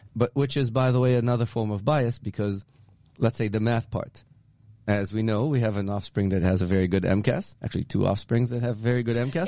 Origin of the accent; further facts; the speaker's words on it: Israel; now in Newton, United States; growing up in Israel because I grew up in a communist country